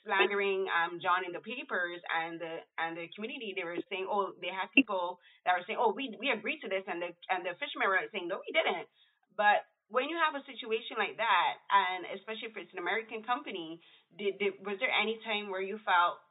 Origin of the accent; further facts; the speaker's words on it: Barbados; moved away; I'm from Barbados